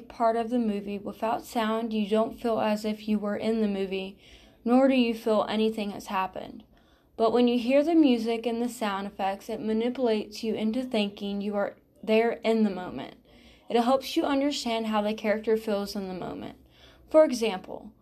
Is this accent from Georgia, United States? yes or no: yes; Georgia, United States; I am from Georgia